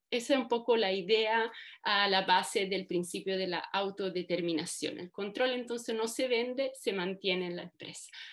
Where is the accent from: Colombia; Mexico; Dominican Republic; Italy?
Italy; moved away as an adult; also born or lived in Germany; soy italiana de origen. Em, estudié allá, estudié Derecho